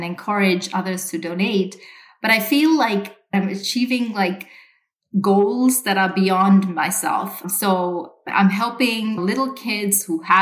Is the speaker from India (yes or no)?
no; Sri Lanka; moved away; I grew up in Sri Lanka